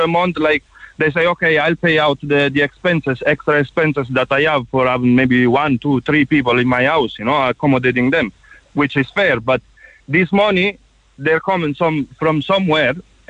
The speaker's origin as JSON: {"language": "English", "country": "Italy", "moved": "as an adult", "lives_now": "Ireland", "said": "I'm from Italy, you know. So I'm living in Ireland this 10 years"}